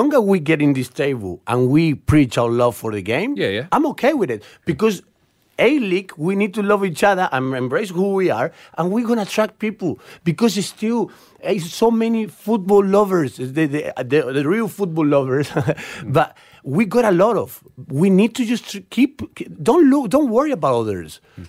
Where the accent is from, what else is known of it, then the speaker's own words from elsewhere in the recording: Argentina; moved away as an adult; now in Australia; I come from Argentina, where we breathe this soccer ball, the football ball.